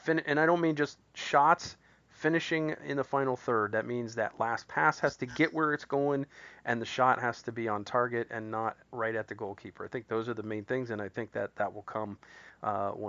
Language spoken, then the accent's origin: English; Columbus, Ohio, United States; that's my hometown, too